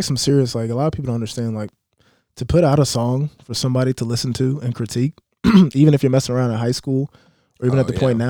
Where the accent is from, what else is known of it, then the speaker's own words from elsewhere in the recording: Olathe, Kansas, United States; When you go out of town, you just tell people, I'm from Kansas City.